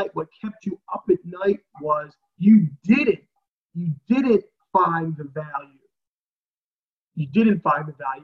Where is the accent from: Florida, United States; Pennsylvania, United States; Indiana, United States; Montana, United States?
Pennsylvania, United States; Philadelphia; I'm from South Philadelphia